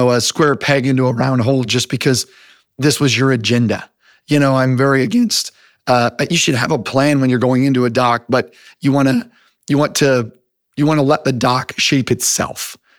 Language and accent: English; United States; So, I grew up all over the United States. So I moved around. My dad is actually a preacher.